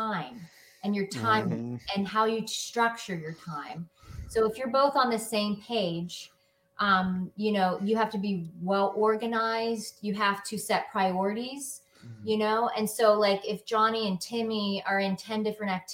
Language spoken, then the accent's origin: English; Pennsylvania, United States; I'm in from Pennsylvania